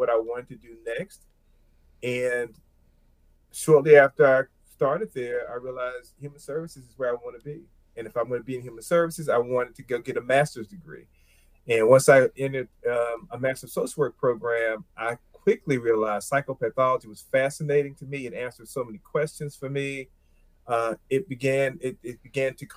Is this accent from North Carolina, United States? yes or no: yes; Plymouth, North Carolina, United States; I grew up in rural North Carolina. The size of my hometown, Plymouth, North Carolina, is probably about 4,000 people